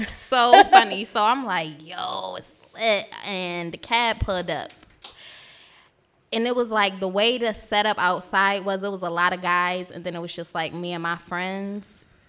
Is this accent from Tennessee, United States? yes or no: no; New York City, New York, United States; He like, where are you from? I'm like, Brooklyn.